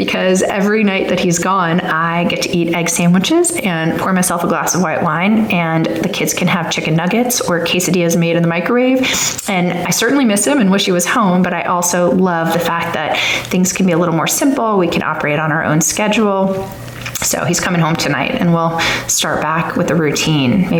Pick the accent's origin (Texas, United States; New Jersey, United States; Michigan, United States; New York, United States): New York, United States; Long Island; also born or lived in Washington, District of Columbia, United States; now in Alabama, United States; I grew up in Long Island, New York